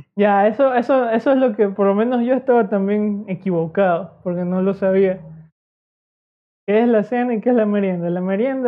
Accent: Ecuadorian coast, Ecuador; solo somos aquí costeños

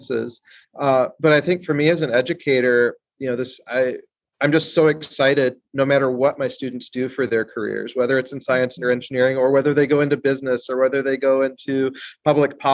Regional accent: South Dakota, United States; I grew up in South Dakota

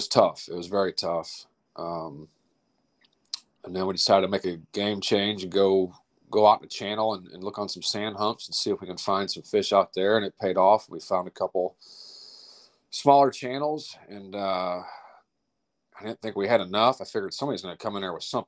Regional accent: St. Louis, Missouri, United States; I'm from St. Louis, Missouri, out of South County, Oakville to be specific

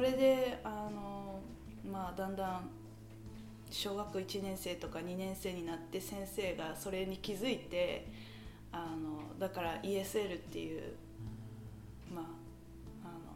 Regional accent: Thornhill, Ontario, Canada; also born or lived in Richmond Hill; 生まれ育ちはカナダです、うん、えー、カナダだけどあの生まれたのはリッチモンドヒルで育ったのはソンヒルで

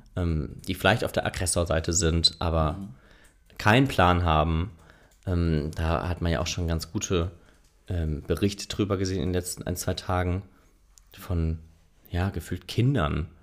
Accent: Germany; ich als Deutscher

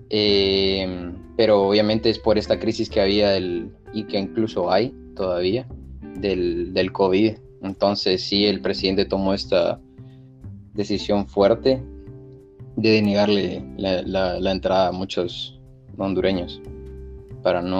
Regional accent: Guatemala; Pues no, curiosamente, eh, si necesitamos los guatemaltecos visa.

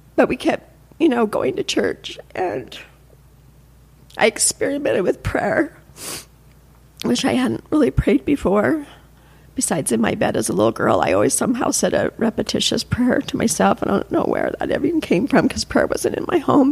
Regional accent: Salt Lake City, Utah, United States; also born or lived in Provo, Utah; I'm from here, from Salt Lake. I was born in Provo, but I've lived my whole life in Salt Lake.

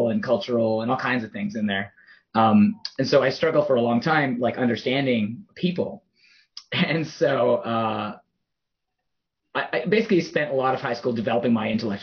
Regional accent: Toronto, Ontario, Canada; I grew up in Toronto. I was born there

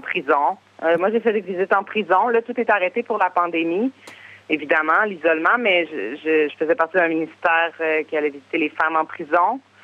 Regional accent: Quebec City, Quebec, Canada; moved away as an adult; j'ai grandi à Québec, j'ai vécu à Québec, j'ai plusieurs amis, j'ai une communauté, j'ai ma famille

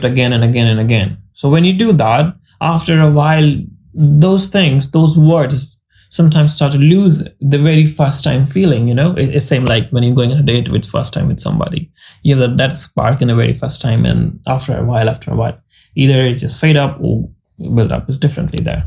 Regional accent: India; accent: Indian English; we have different accent because we all Indian

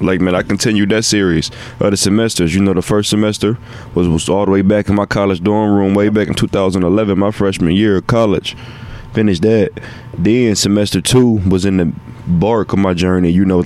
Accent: Cleveland, Ohio, United States; I'm from Cleveland, so I'm hollering.

